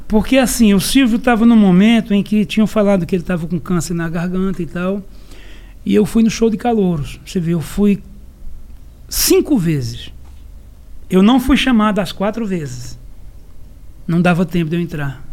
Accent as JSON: {"language": "Portuguese", "town": "Serra Talhada", "region": "Pernambuco", "country": "Brazil", "said": "eu sou de Serra Talhada, Pernambuco"}